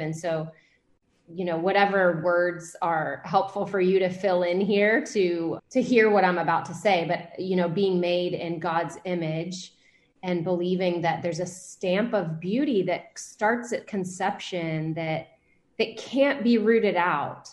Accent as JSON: {"language": "English", "town": "Atlanta", "region": "Georgia", "country": "United States", "tie": "born or raised there", "also_born_or_lived": "California / Savannah", "said": "So I was raised in Atlanta"}